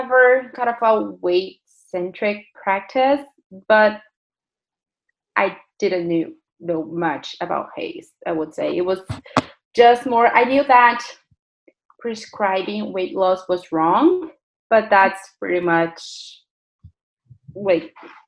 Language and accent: English; Brazil; now in Burlington, Canada; I'm from Brazil originally.